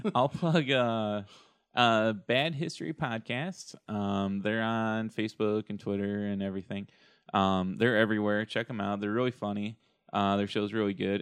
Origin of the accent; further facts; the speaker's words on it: Shelby Township, Michigan, United States; my hometown